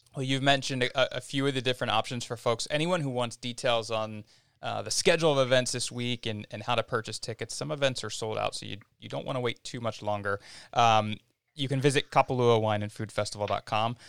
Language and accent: English; United States; I grew up outside of Philadelphia